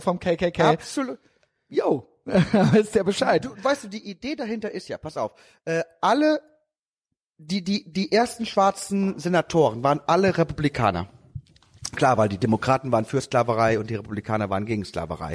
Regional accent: Lower Saxony, Germany; bei uns in Niedersachsen. Ich bin ja auch Niedersachse.

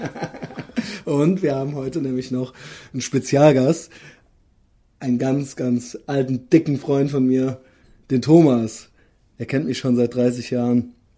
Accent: Koblenz, Rhineland-Palatinate, Germany; now in Cologne, Germany; aus meiner alten Heimatstadt, unserer gemeinsamen alten Heimatstadt Koblenz

